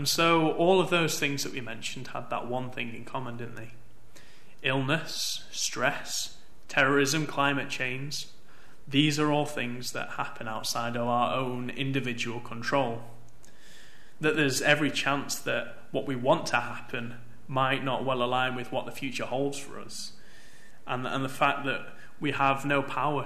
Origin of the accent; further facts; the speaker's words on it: Manchester, North West England, United Kingdom; I grew up in Manchester